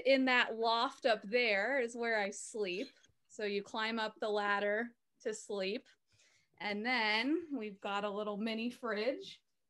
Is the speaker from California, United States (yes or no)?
yes; Manhattan Beach, California, United States; now in Kentucky, United States; I'm from Los Angeles, Manhattan Beach.